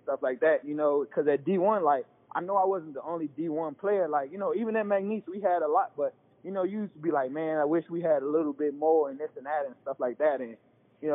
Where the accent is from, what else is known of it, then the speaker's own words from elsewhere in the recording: Chicago, Illinois, United States; also born or lived in Ohio; I'm from Chicago